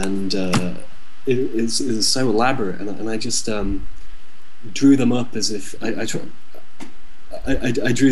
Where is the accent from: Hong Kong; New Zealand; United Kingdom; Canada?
United Kingdom; West Midlands; moved away as an adult; also born or lived in South Korea; we're from the Midlands, we're from the West Midlands, you know, we're not really near any major cities or anything like that. We're just small town people